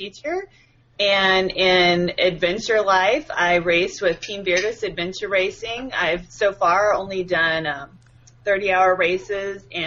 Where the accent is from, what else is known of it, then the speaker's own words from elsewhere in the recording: Illinois, United States; I grew up in Illinois, same town that I live in now